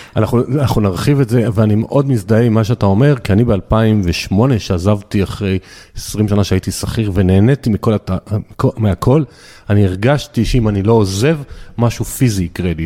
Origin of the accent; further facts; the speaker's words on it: the Krayot, Haifa District, Israel; אני, אני מהקריות